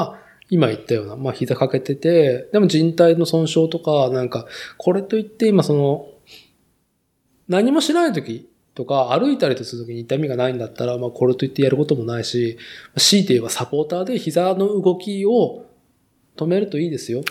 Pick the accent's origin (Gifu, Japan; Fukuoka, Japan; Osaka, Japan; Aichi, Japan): Aichi, Japan; Nagoya; moved away; 名古屋の住宅街で生まれ育ち、名古屋市っていう都心でね、東海地区で都心で、まあ、生きてきた人間